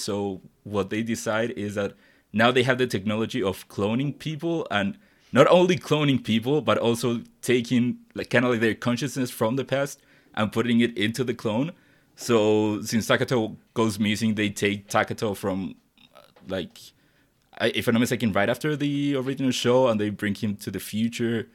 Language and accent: English; Chile; English is a second language; I'm not from the United States or any English speaking country. I'm from Chile